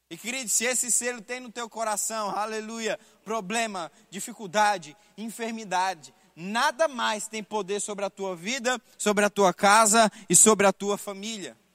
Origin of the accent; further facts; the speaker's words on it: Brazil; eu, como brasileiro, não tenho direito oficial de desfrutar dos benefícios de outra nação.